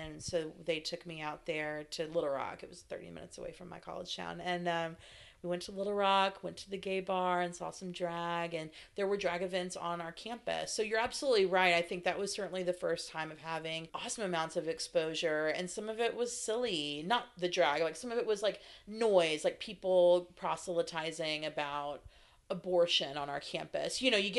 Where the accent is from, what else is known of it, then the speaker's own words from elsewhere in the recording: the South, United States; So growing up in the South, that was a phrase in regards to being a crybaby or being a whiner.